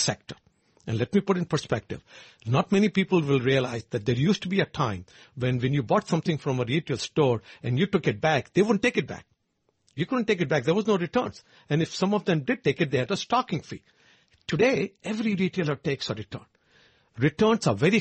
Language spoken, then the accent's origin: English; India; moved away; I know it from being my home country